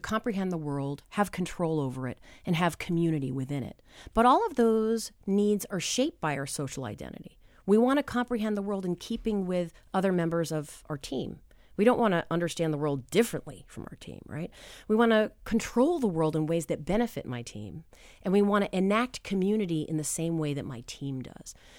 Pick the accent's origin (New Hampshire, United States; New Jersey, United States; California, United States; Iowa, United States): New Hampshire, United States; I am from New Hampshire